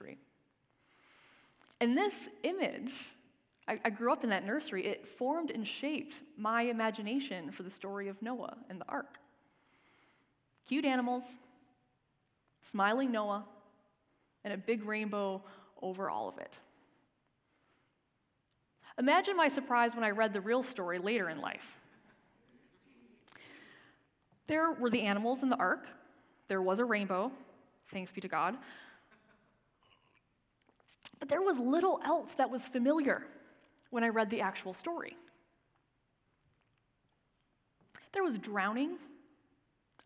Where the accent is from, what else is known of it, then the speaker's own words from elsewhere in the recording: Michigan, United States; moved away; the church I grew up in back in Michigan